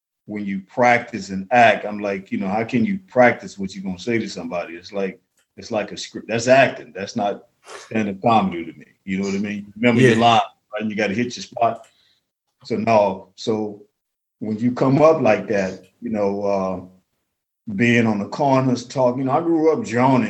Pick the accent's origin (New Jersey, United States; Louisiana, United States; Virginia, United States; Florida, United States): Louisiana, United States; New Orleans; I'm really from New Orleans. So in Mississippi Delta, we live all over the South. So we say things a little different down there